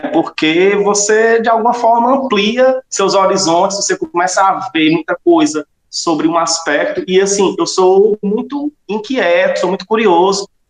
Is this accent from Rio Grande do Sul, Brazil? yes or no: no; Solonópolis, Ceará, Brazil; moved away as an adult; also born or lived in Fortaleza; voltei à minha terra aqui, Solonópolis, e estou até hoje aqui na escola